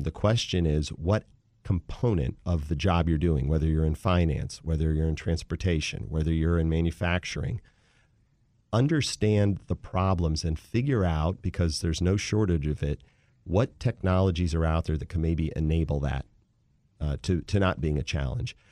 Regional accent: Wheaton, Maryland, United States; also born or lived in Philadelphia, Pennsylvania / Washington, D.C.; I grew up in the D M V in a town called Wheaton, Maryland

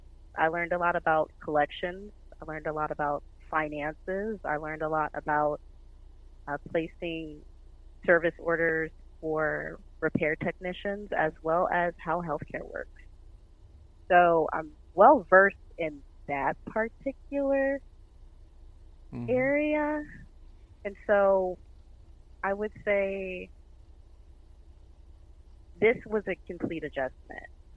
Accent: New Orleans, Louisiana, United States; born there; also born or lived in San Diego / San Antonio; I was born in New Orleans, Louisiana. My dad was in the military, so we kind of traveled around a lot.

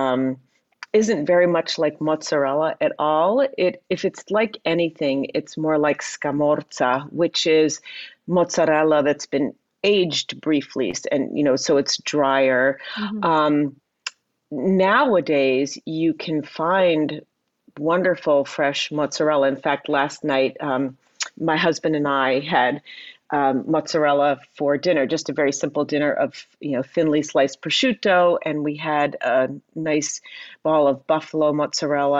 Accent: Princeton, New Jersey, United States; I grew up outside of Princeton, New Jersey.

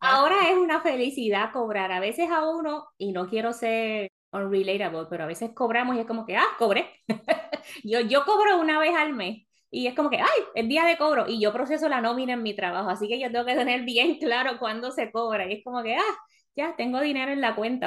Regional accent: Puerto Rico; moved away as an adult; also born or lived in South Florida; now in Florida, United States; Cuando yo me mudé de Puerto Rico a Florida

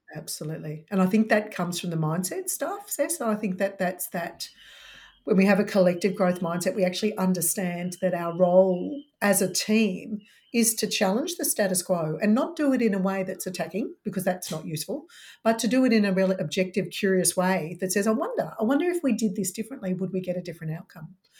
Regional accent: Melbourne, Victoria, Australia; I'm from Melbourne, so lockdown city

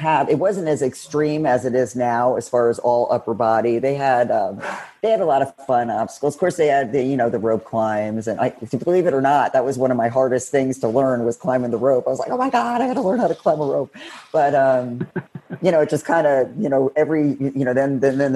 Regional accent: Connecticut, United States; also born or lived in South Florida; now in Florida, United States; I'm originally from Connecticut

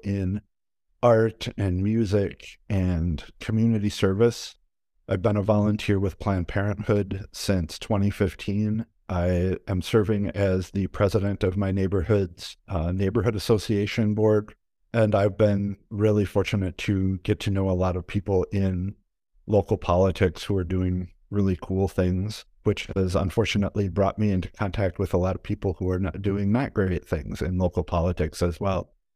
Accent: Wisconsin, United States; moved away as an adult; now in Minneapolis, United States; I am originally from Wisconsin.

